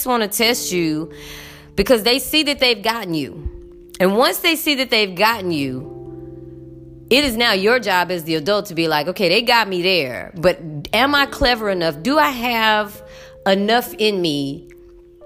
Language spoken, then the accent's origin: English; United States; I'm as American as they come. I am as American as apple motherfucking pie